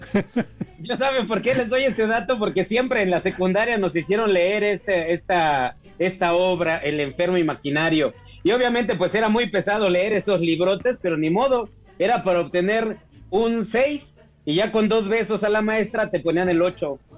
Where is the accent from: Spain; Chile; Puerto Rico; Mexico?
Mexico; nosotros, Alex, como mexicanos